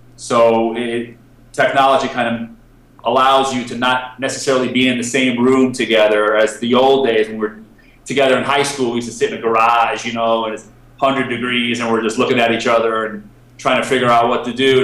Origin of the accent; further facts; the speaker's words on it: Connecticut, United States; moved away as an adult; now in Cyprus; I'm from Connecticut